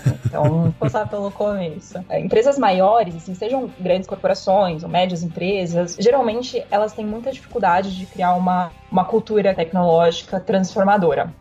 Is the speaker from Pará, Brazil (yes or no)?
no; São Paulo, Brazil; also born or lived in Germany; Nasci aqui em São Paulo